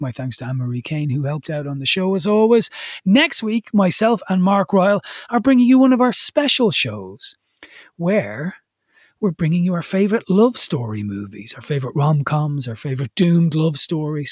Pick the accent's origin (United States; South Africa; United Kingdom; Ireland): Ireland; as Irish people